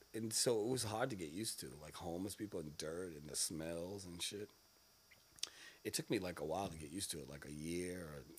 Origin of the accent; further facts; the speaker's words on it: Boston, Massachusetts, United States; Oh, I grew up in Boston.